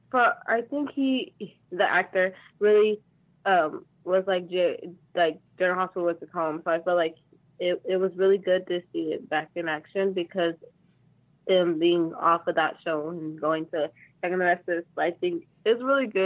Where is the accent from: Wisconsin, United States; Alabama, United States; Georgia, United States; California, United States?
California, United States; Bakersfield; From Bakersfield.